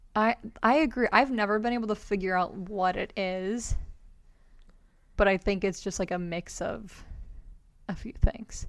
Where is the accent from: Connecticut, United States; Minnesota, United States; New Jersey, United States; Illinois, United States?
Minnesota, United States; we're from Minnesota